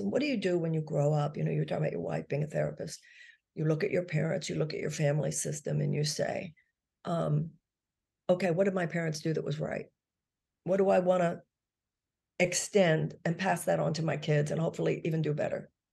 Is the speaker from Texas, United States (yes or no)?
yes; Texas, United States; I grew up in Texas